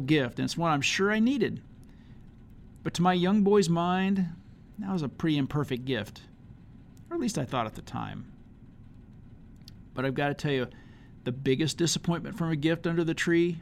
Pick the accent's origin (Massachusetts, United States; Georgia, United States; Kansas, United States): Kansas, United States; Leavenworth; growing up in Leavenworth, Kansas, a kid of the 1970s and 80s